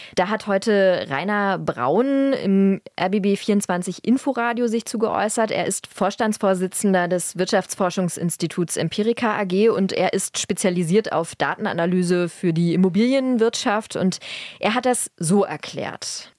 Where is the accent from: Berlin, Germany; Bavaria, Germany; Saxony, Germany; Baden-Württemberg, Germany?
Berlin, Germany; Ich bin Berlinerin, das heißt, ich bin hier groß geworden